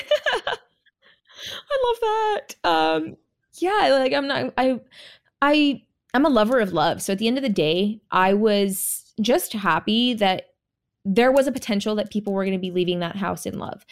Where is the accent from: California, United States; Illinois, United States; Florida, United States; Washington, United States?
California, United States; also born or lived in Jamaica; now in Texas, United States; I was born in Jamaica, okay? I was raised in California.